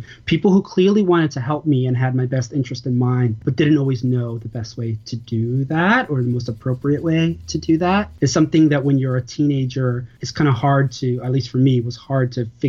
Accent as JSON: {"language": "English", "town": "New York City", "region": "New York", "country": "United States", "tie": "born or raised there", "said": "I grew up in a neighborhood called Sunset Park, which at the time was predominantly Puerto Rican. My family's from Puerto Rico. I was born in Brooklyn"}